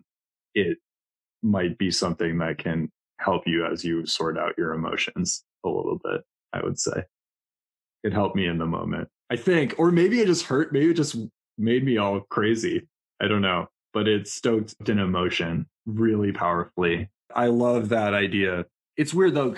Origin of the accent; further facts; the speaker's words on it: Milwaukee, Wisconsin, United States; I grew up in Milwaukee